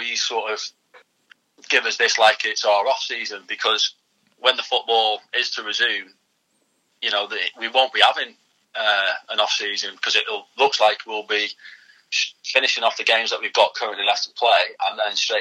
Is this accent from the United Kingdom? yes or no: yes; Prestatyn, Wales, United Kingdom; my hometown club